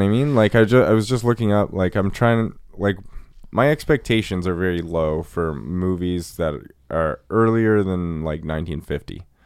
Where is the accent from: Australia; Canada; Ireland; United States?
Canada; Nova Scotia; Nova Scotia. I grew up, like, on a coast.